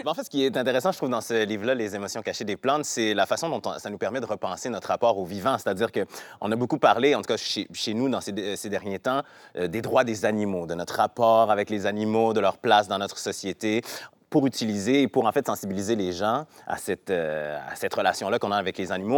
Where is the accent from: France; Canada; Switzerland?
Canada; Quebec City, Quebec; Québec, donc ma ville natale, de la région de Québec